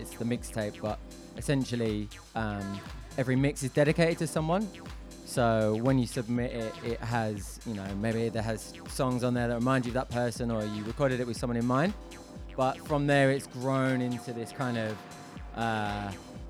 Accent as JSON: {"language": "English", "region": "London", "country": "United Kingdom", "said": "I'm from London, basically."}